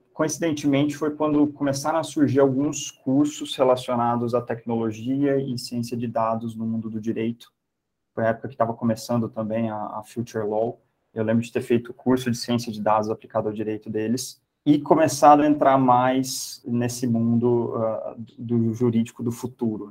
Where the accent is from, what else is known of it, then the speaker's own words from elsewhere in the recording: Campinas, São Paulo, Brazil; Eu sou de Campinas